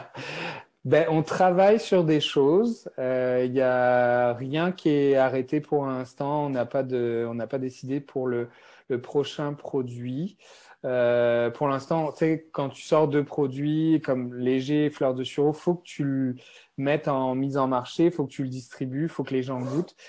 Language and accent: French; France; accent: French (France); moved away as an adult; now in Montreal, Canada; j'ai un accent français. Donc, moi, je suis, euh, je suis à Montréal depuis plus de treize ans.